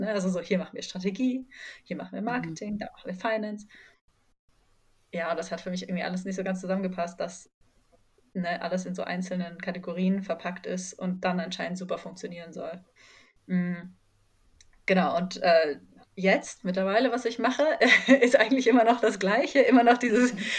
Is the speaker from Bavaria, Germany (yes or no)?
no; near Ulm, Baden-Württemberg, Germany; moved away; also born or lived in Heidelberg; Ich komme nämlich eigentlich aus der Nähe von Ulm